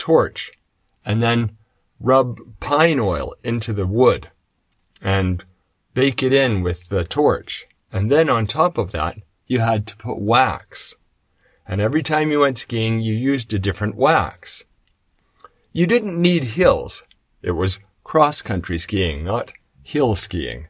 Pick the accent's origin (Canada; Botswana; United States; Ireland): Canada; I come from Canada, so when I was growing up, we did cross-country skiing